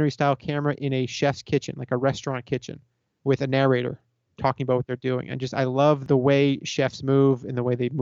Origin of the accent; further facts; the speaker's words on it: South Florida, United States; I grew up in South Florida.